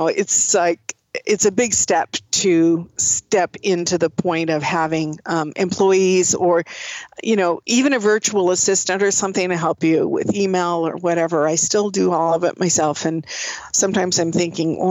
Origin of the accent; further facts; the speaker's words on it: Oakland, California, United States; also born or lived in Seattle, Washington; I grew up in California. I grew up in the Bay Area in Oakland, and that's where I grew up